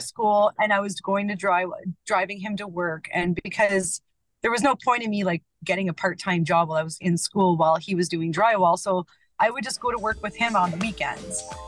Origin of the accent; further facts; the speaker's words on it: Ontario, Canada; moved away as an adult; also born or lived in Ottawa, Canada / Edmonton, Canada; originally, I'm actually from Ontario